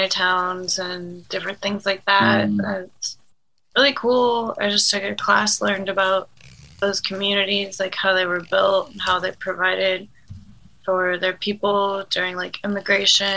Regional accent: Midwest, United States; now in Los Angeles, United States; growing up in the Midwest

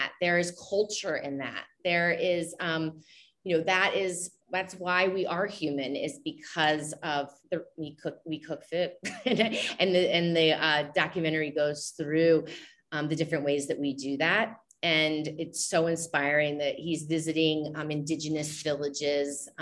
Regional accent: the South, United States; I'm coming from the South

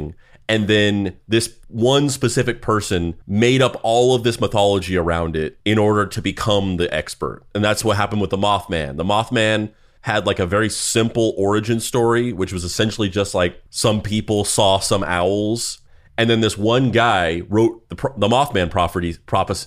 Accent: Dexter, New Mexico, United States; now in New York, United States; I was also from New Mexico growing up, and I moved to New York instead of California.

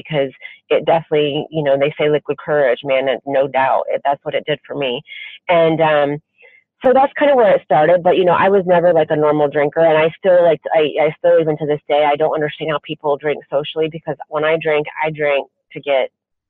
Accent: Lima, Ohio, United States; moved away as an adult; now in Cleveland, United States; Lima, Ohio.

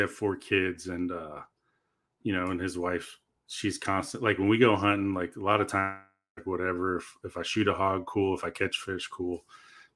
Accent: Florida, United States; moved away; I'm from Florida originally, and so I grew up just surfing

